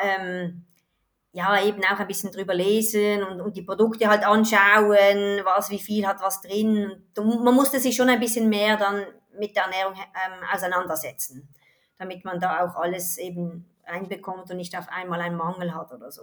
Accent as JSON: {"language": "German", "country": "Switzerland", "said": "ich komme aus der Schweiz"}